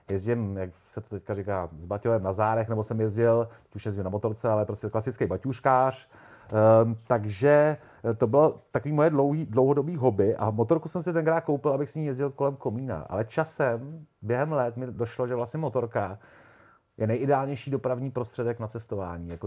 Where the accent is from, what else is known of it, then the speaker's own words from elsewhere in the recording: Prague, Czechia; poměrně pozdě, protože já jsem kluk z Prahy, eh, který e, neměl doma tátu z garáží, ve který měl fichtla, který by honil po dvorku od malička.